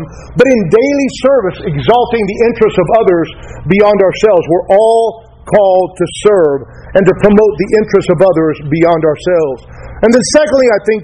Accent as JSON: {"language": "English", "country": "United States", "said": "we're Americans"}